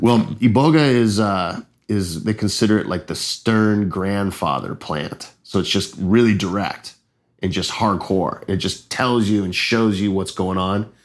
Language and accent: English; Los Angeles, California, United States; moved away as an adult; also born or lived in Hawaii; now in Costa Rica; I'm from Los Angeles, California